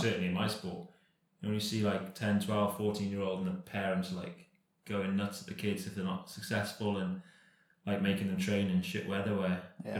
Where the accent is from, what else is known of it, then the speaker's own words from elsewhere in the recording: Cardiff, Wales, United Kingdom; born and bred in Cardiff